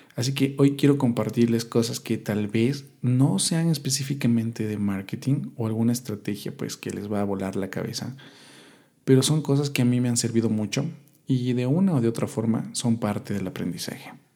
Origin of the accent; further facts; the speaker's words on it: Quito, Pichincha, Ecuador; yo soy de Quito, Ecuador